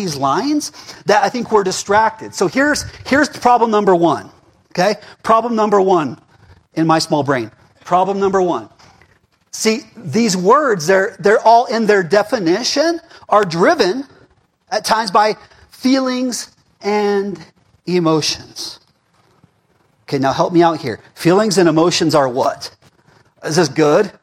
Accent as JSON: {"language": "English", "town": "Prescott Valley", "region": "Arizona", "country": "United States", "accent": "Prescott Valley", "said": "my Prescott Valley accent"}